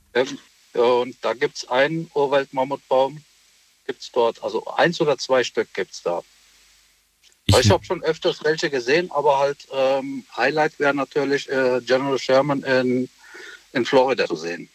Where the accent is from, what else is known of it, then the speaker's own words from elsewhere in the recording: Essen, North Rhine-Westphalia, Germany; Ich bin aus Essen